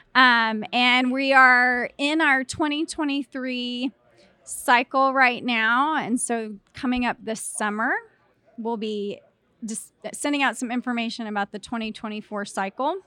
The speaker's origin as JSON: {"language": "English", "town": "Clyde", "region": "Texas", "country": "United States", "said": "Originally from Clyde, Texas"}